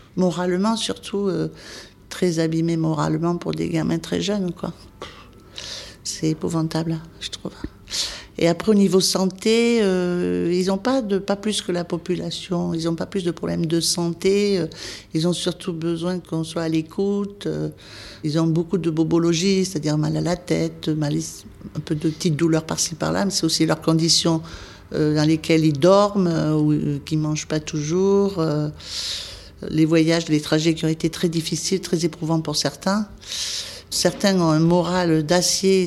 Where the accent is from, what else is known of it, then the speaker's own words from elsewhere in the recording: Cahors, Occitania, France; moved away as an adult; also born or lived in Paris; je suis de Cahors, donc je jouais pour la ville de Cahors pendant ben, jusqu'à que je monte à Paris, à l'école infirmière, voilà, jusqu'à l'âge de 20 ans